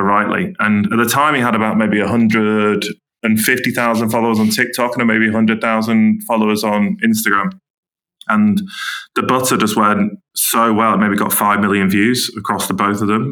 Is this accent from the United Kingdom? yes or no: yes; Manchester, North West England, United Kingdom; also born or lived in Camden, London / Ealing, London; now in Teddington, United Kingdom; I'm from Manchester